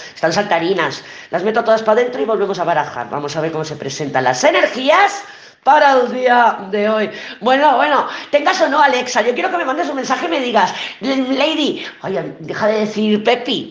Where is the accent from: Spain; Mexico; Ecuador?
Spain; Barcelona, Catalonia; cuando era pequeña y vivía en Barcelona